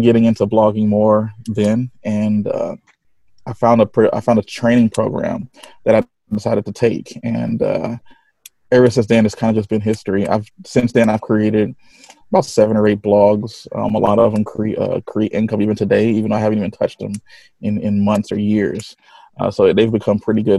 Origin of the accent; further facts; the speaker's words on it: Connecticut, United States; I am from Connecticut, United States.